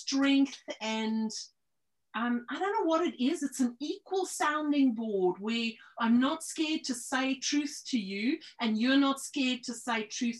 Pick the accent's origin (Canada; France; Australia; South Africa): South Africa; now in New Zealand; I was born in South Africa.